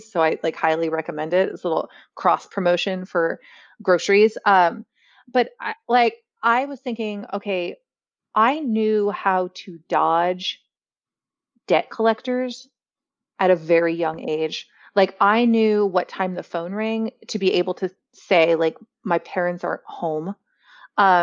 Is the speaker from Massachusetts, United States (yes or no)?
no; Central Valley of California, United States; also born or lived in Orange County, California / Berkeley, California; I'm from the Central Valley of California